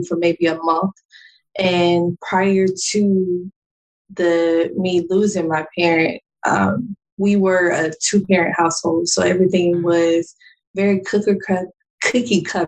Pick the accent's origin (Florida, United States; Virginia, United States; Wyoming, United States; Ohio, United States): Florida, United States; Jacksonville; moved away; I'm from Jacksonville, Florida, originally